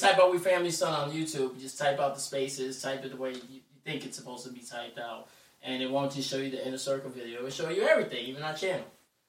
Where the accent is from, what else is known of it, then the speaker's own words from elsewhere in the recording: New York City, New York, United States; I'm from the Bronx